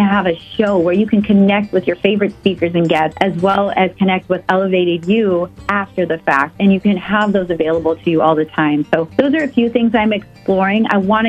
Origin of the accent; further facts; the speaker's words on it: Fargo, North Dakota, United States; moved away; I am happy to come to my hometown. I miss Fargo.